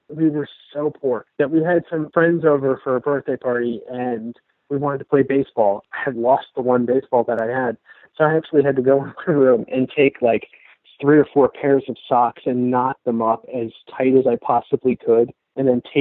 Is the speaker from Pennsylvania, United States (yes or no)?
yes; Pittsburgh, Pennsylvania, United States; born or raised there; now in Florida, United States